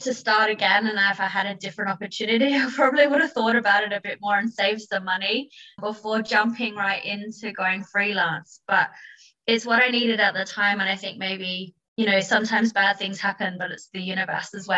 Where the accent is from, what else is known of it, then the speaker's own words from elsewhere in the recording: Adelaide, South Australia, Australia; moved away as an adult; also born or lived in London; I was actually born and raised in Adelaide, Australia, where I spent most of my time before I moved to London